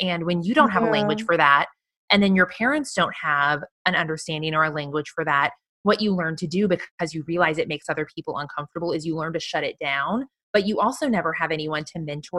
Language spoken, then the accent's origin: English; Midwest, United States; a young girl growing up in the Midwest, that there was no word for that.